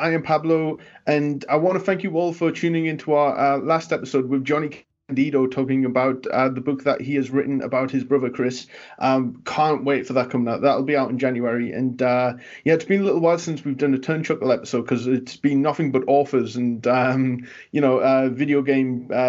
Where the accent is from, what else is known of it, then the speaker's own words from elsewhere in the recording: Newcastle upon Tyne, North East England, United Kingdom; now in United States; my accent over time has kind of been softened and flattened a little because I need Americans to understand me. Because otherwise, I'm basically from the same city as Pac. And you know how strong his accent is. Yeah, Newcastle.